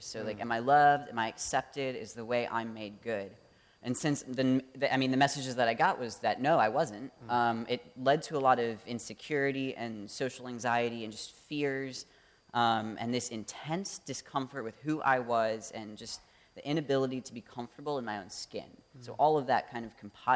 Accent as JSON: {"language": "English", "town": "Traverse City", "region": "Michigan", "country": "United States", "tie": "born or raised there", "also_born_or_lived": "Ann Arbor, Michigan", "moved": "as an adult", "lives_now": "Detroit, United States", "said": "I grew up in Traverse City area, Michigan, just 10 minutes north of there"}